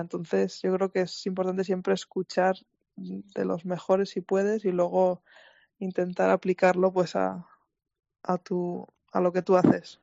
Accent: Ulzama valley, Navarre, Spain; moved away as an adult; now in United States; soy de, de la Reinzar, que es un pueblo en el valle de, Dulzama Ulzama, en, en, Navarra, cerca de Pamplona. Y sí, allí, allí, he vivido toda mi vida hasta los 18 años

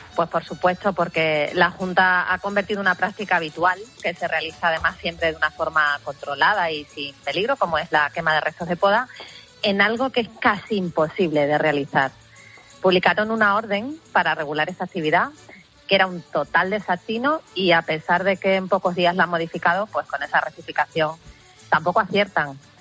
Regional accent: Extremadura, Spain; el campo extremeño y mi tierra es campo, es agricultura, es ganadería

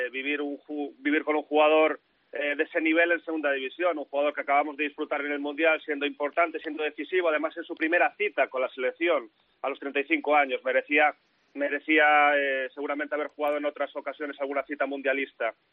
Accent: Lugo, Galicia, Spain; soy de Lugo

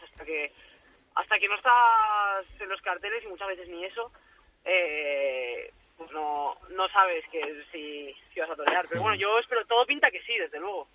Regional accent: Valencia, Valencian Community, Spain; en mi tierra

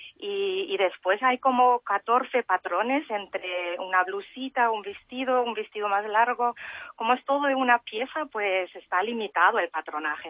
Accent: Germany; moved away as an adult; also born or lived in Barcelona; now in Mallorca, Spain; yo he nacido y crecido y he hecho la educación en Alemania

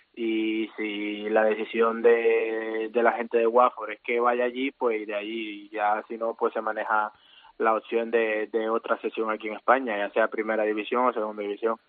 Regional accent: Santa Marta, Magdalena, Colombia; moved away as an adult; also born or lived in Granada, Spain / Valladolid, Spain; now in Tarragona, Spain; Yo soy de la parte norte colombiana, de Santa Marta, más precisamente

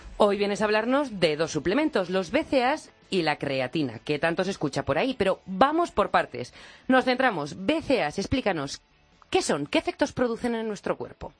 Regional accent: La Rioja, Spain; yo como riojana

